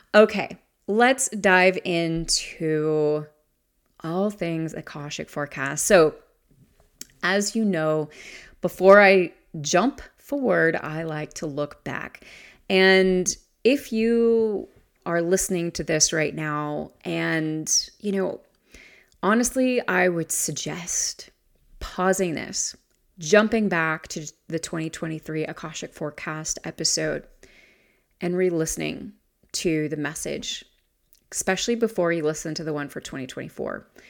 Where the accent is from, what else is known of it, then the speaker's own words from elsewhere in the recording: the South, United States; my hometown is in the South